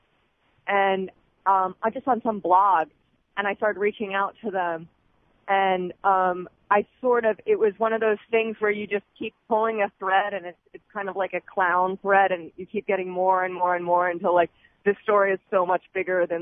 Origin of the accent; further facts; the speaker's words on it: Philadelphia, Pennsylvania, United States; also born or lived in New York; now in Seattle, United States; I'm from Pennsylvania, from Philly, Philly girl